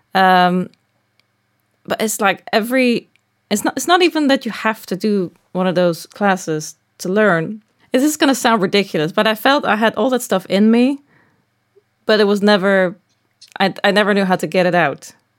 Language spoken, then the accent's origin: English; Netherlands; moved away as an adult; now in Los Angeles, United States; I'm from the Netherlands